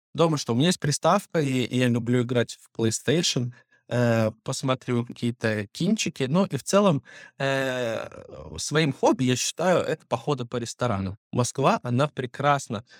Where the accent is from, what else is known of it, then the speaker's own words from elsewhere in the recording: Belarus; moved away as an adult; now in Moscow, Russia; Плюс я иностранец, я еще так и не получил гражданство, то есть я живу э, как белорус